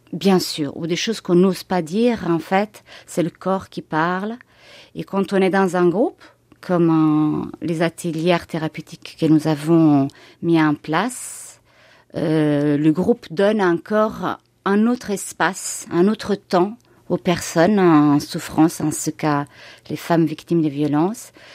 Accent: Italy; now in Bourg-en-Bresse, France; ma ville natale en Italie

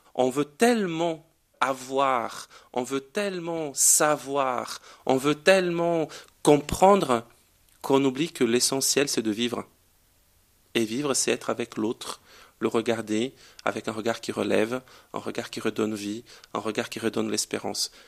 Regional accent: Brazil; French is a second language; moved away as an adult; now in Grenoble, France; rentrer chez moi

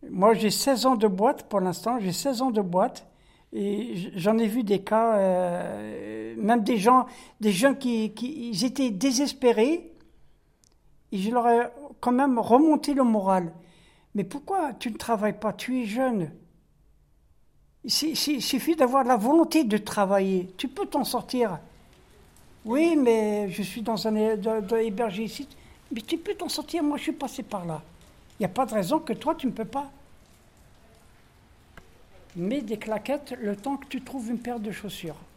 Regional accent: France; born there; je travaille en cuisine. Euh, je suis né en France, de mère française et de père algérien.

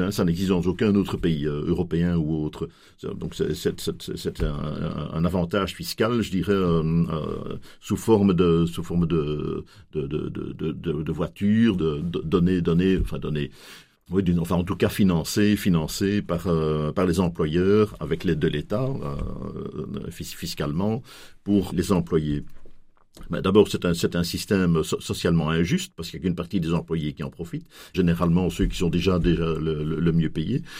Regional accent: Belgium; chez nous en Belgique

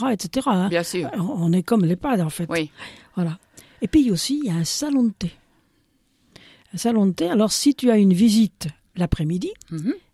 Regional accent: Burkina Faso; also born or lived in France; Mais eh française aussi, hein. N'oublie pas de le dire quand même. deuxième nationalité, je suis burkinabé.

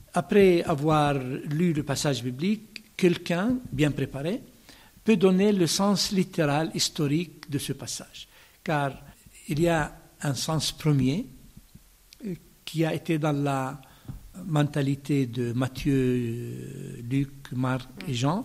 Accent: Bethlehem, West Bank, Palestine; French is a second language; moved away as an adult; also born or lived in Jordan / Rome / Jerusalem; je suis né à Bethléem, plus exactement dans le village du champ des pasteurs de l'Évangile

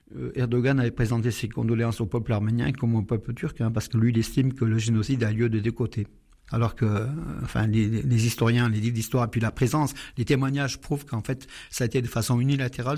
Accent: Aleppo, Aleppo Governorate, Syria; now in Valence, France; Je suis né à Alep en Syrie

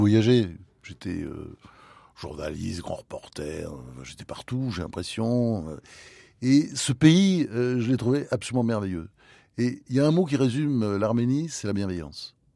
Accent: Normandy, France; also born or lived in United States; J'étais élevé en Normandie

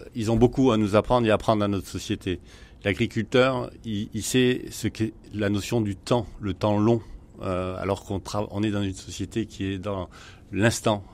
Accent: France; chez nous en France

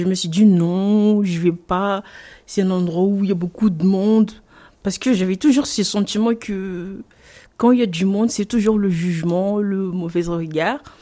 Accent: Mayotte; moved away; Je suis née Mayotte, j'ai grandi à Mayotte

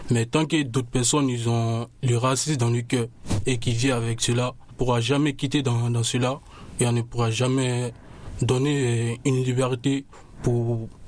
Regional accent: Côte d’Ivoire; Je viens de, la Côte d'Ivoire.

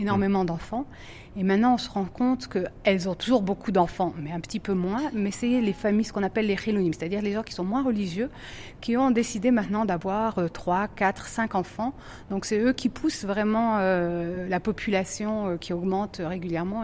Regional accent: Strasbourg, Grand Est, France; moved away as an adult; also born or lived in Metz, France; now in Jerusalem, Israel; je suis strasbourgeoise d'origine, ah. mais j'ai passé 8 ans à Metz. Avant d'arriver en Israël, je suis venue de Metz

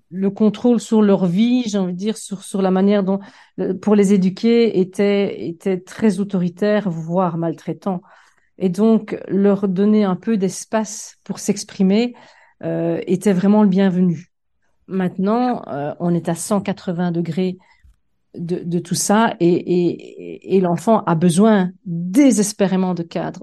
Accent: Liège, Wallonia, Belgium; moved away as an adult; also born or lived in Fontaine / Liverpool, United Kingdom; j'ai fait mes études euh, de primaire dans un petit village euh, qui s'appelait Fontain, enfin qui s'appelle d'ailleurs toujours Fontain dans l'école communale, et mes études secondaires aux Dames de l'instruction chrétienne à Liège.

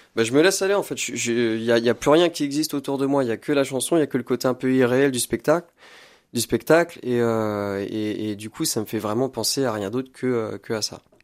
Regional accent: Blois, Centre-Val de Loire, France; moved away as an adult; now in Tours, France; Je suis né à Blois en 97 et j'ai grandi euh, dans le 41

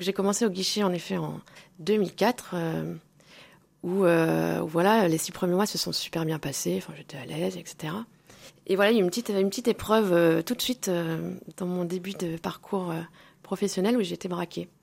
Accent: Moulins, Auvergne-Rhône-Alpes, France; also born or lived in Clermont-Ferrand / Nancy; nous sommes allés habiter à Moulins où j'ai fait toute ma scolarité. Mhm. Moulins dans l'Aillé.

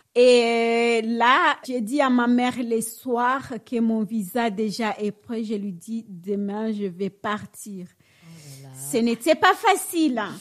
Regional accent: Bukavu, South Kivu, DR Congo; moved away as an adult; now in Normandy, France; je suis congolaise

